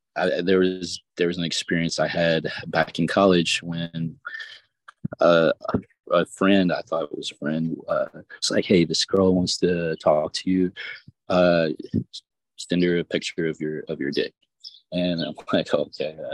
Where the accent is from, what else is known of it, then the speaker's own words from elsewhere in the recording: the South, United States; I'm from the South